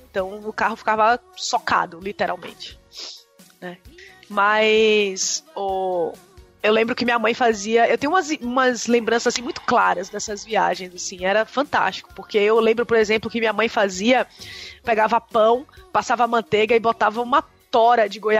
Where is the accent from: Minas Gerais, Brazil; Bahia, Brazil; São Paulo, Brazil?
Bahia, Brazil; Salvador; now in São Caetano do Sul, Brazil; Eu sou de Salvador, mas eu moro em São Caetano do Sul.